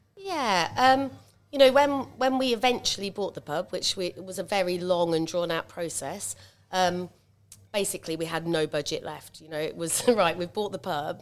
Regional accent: Cambridge, East of England, United Kingdom; also born or lived in Stamford; now in Uffington, United Kingdom; originally, I'm a nurse from Cambridge.

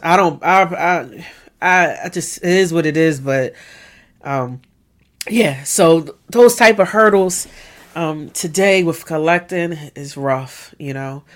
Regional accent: Philadelphia, Pennsylvania, United States; born and raised in West Philadelphia

